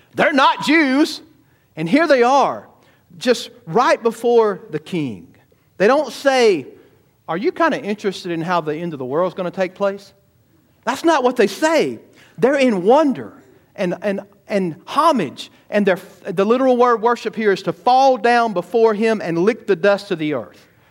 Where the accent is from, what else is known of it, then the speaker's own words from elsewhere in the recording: United States; I'm an American.